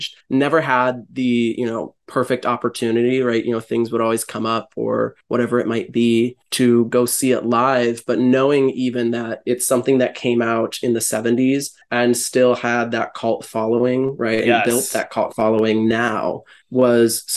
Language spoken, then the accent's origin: English; Cleveland, Ohio, United States; where I grew up in Cleveland